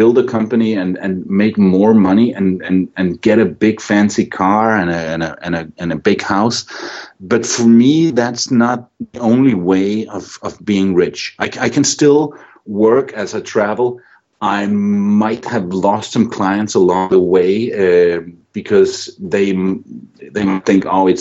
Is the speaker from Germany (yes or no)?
no; Randers, Central Denmark Region, Denmark; moved away as an adult; my hometown of Randers, Denmark